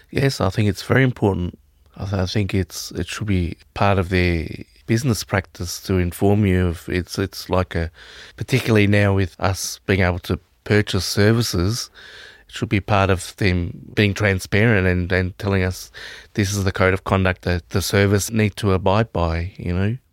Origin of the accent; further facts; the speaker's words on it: Victoria, Australia; I'm from Victoria